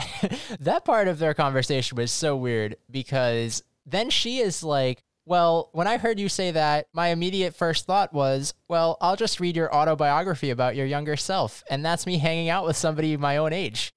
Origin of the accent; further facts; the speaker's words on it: United States; As an American